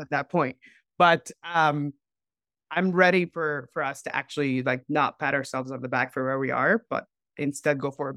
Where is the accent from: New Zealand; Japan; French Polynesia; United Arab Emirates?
United Arab Emirates; Dubai; moved away as an adult; also born or lived in Cairo; now in United States; I grew up in Dubai